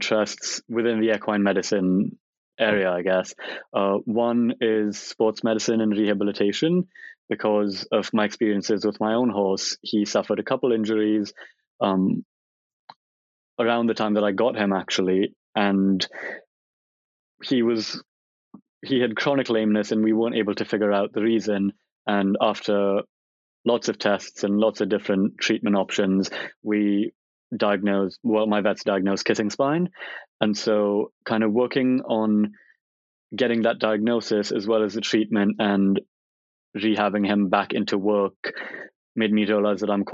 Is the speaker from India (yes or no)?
yes; Bangalore, Karnataka, India; moved away as an adult; now in London, United Kingdom; I moved to the UK from India because for as long as I can remember, I've wanted to study veterinary medicine.